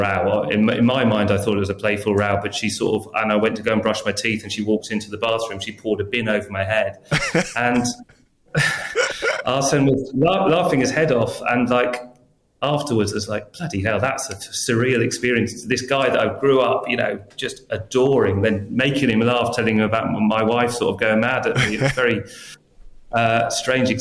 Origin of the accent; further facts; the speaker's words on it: England, United Kingdom; I'm very English